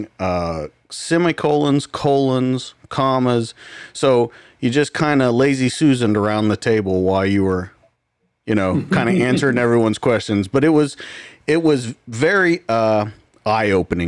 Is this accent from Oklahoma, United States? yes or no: yes; Oklahoma, United States; I'm from Oklahoma